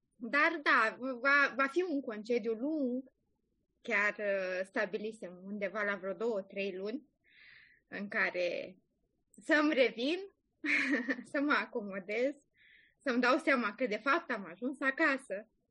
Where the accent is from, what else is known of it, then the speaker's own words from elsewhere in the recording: Romania; moved away as an adult; now in Ireland; eu sunt foarte mândră că sunt româncă